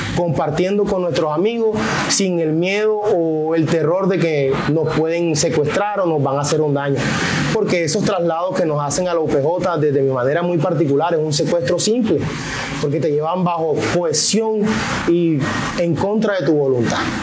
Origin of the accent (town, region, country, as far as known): Colombia